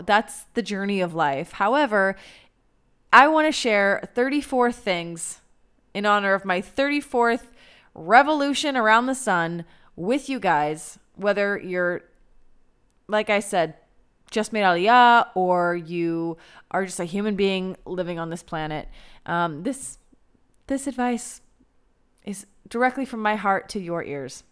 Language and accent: English; United States; now in Israel